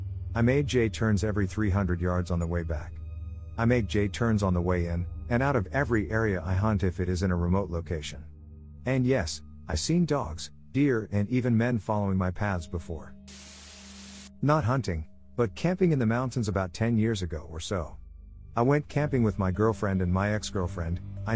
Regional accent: Alaska, United States; I grew up in Alaska. Just on the bubble of civilization. Sort of. Up there, even in the big cities, you'll get bears and moose and such.

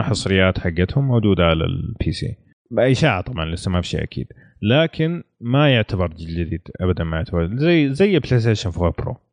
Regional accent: Saudi Arabia; عندنا في السعودية

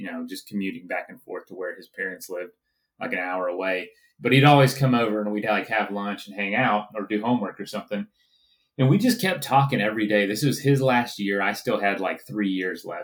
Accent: Central Florida, United States; I grew up in the South, Central Florida

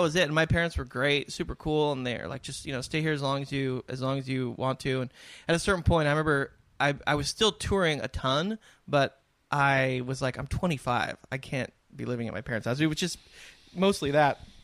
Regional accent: San Diego, California, United States; I grew up in San Diego in this beautiful area

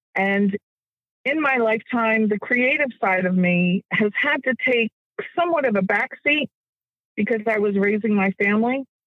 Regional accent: Jersey Shore, New Jersey, United States; moved away; also born or lived in Virginia; I was raised near the Jersey Shore

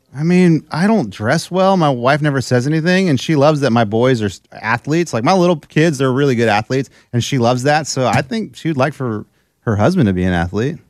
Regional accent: South Texas, United States; I'm from South Texas

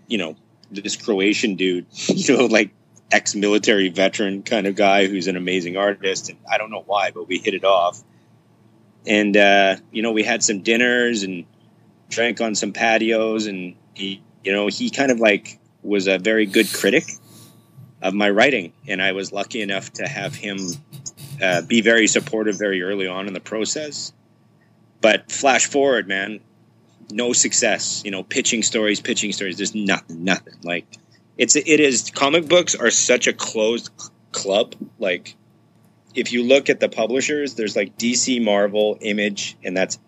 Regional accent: Winnipeg, Manitoba, Canada; lived in my hometown in Canada, which is Winnipeg, Manitoba.

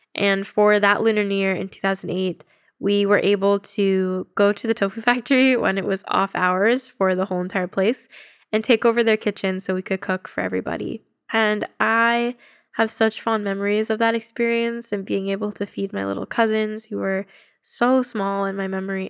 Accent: United States; I'm really proud of being Asian American

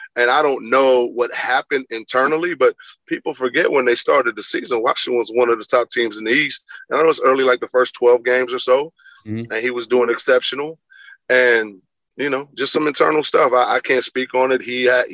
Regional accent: Belize; I'm a kid from Belize and my mother, you know, moved. We moved from different parts of the cities as her job got better.

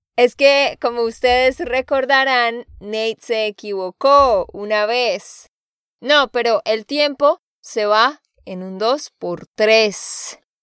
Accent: Santander, Colombia; de Santander, Colombia

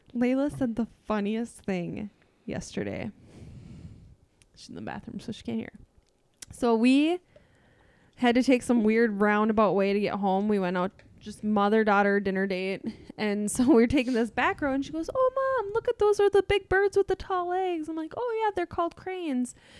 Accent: half an hour from Saint Cloud, Minnesota, United States; my hometown was a half an hour from Saint Cloud.

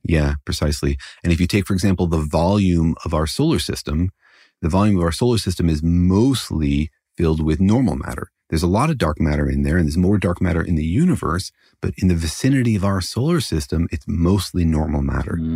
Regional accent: United States; I'm an American

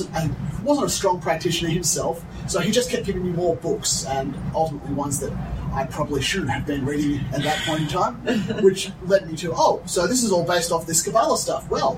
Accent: Australia; I'm originally from Australia. My accent isn't classically Australian, if those people are paying close attention.

